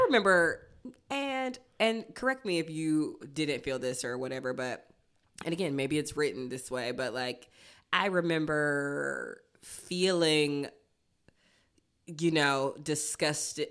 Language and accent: English; Athens, Georgia, United States; born or raised there